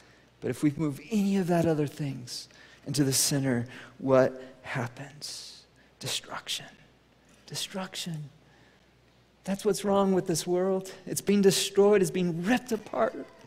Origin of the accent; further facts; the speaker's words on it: United States; I'm American